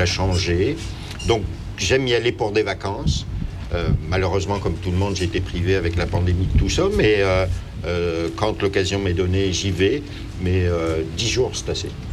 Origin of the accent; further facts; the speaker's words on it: France; moved away as an adult; now in Quebec, Canada; lorsque j'étais en France